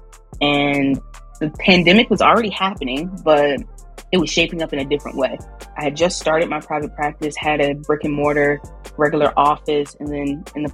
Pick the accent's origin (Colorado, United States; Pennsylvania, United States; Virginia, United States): Virginia, United States; Richmond; moved away as an adult; also born or lived in New Orleans, Louisiana; I'm from Richmond, Virginia, and I'm back here in Richmond